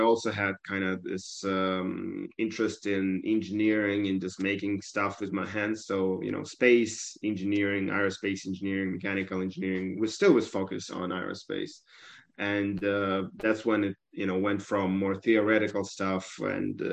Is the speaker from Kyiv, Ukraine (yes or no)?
yes; Kyiv, Ukraine; moved away as an adult; also born or lived in Vancouver, Canada / Turin, Italy; I'm Ukrainian from Kiev, born and raised.